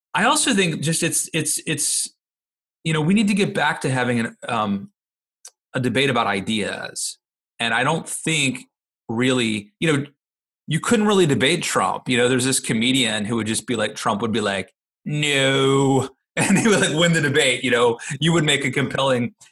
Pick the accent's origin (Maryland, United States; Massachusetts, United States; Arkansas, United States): Maryland, United States; my home state of Maryland